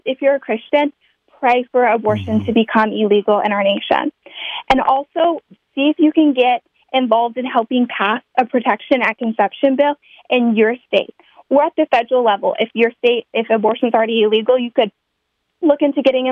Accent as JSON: {"language": "English", "region": "Kansas", "country": "United States", "tie": "born or raised there", "said": "my home state of Kansas"}